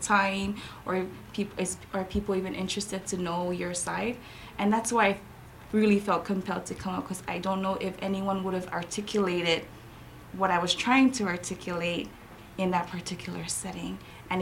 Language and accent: English; Saipan, Northern Mariana Islands; also born or lived in Chuuk, Federated States of Micronesia / Hawaii; now in Guam; I was born in Saipan.